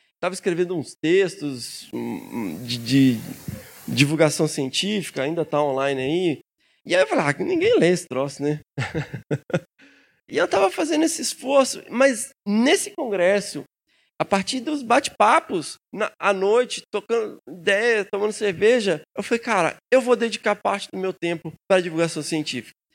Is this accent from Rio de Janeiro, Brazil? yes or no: no; Minas Gerais, Brazil; lá em Minas a gente come o fim das palavras